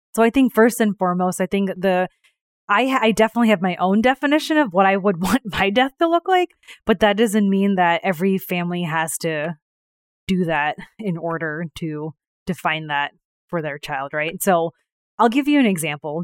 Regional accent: New York, United States; also born or lived in India; I was born in India, raised in New York

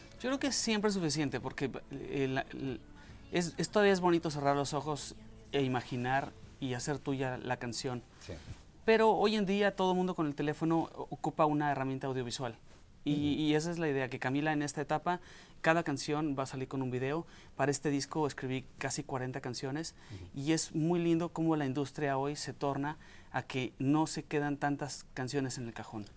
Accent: Mexico; moved away as an adult; now in United States; soy mexicano, este, soy orgullosamente migrante en este país

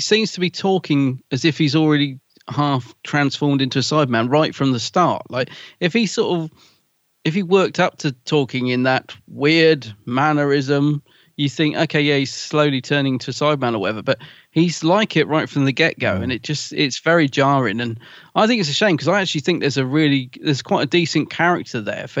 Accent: London, United Kingdom; accent: Cockney; I'm a Cockney.

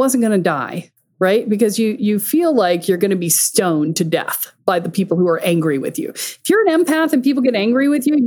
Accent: the South, United States; I grew up a lot in the South

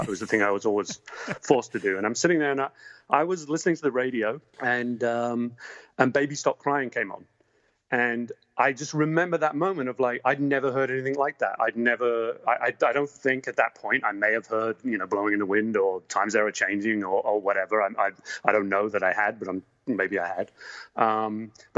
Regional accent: England, United Kingdom; now in United States; I grew up in England

